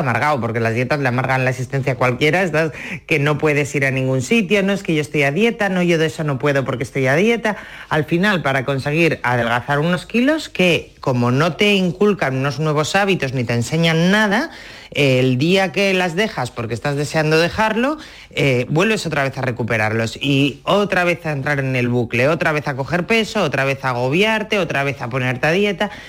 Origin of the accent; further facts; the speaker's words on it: Asturias, Spain; en mi casa, como tú decías al principio, somos asturianos, somos de disfrutar en, la mesa